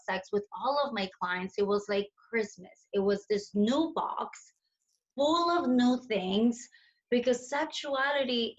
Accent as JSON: {"language": "English", "country": "Colombia", "tie": "born or raised there", "moved": "yes", "said": "I was born in Colombia and I grew up in Colombia in the 90s"}